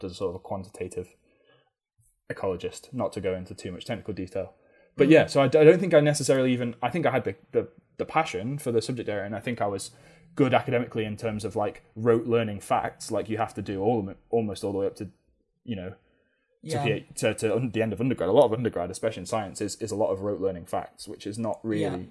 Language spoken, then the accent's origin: English; Manchester, North West England, United Kingdom; moved away as an adult; now in Cornwall, United Kingdom; growing up in Manchester